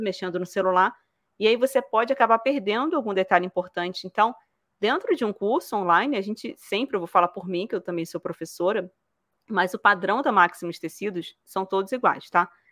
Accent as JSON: {"language": "Portuguese", "region": "Rio de Janeiro", "country": "Brazil", "accent": "carioca", "moved": "yes", "lives_now": "Toledo, Brazil", "said": "Eu morava no Rio de Janeiro"}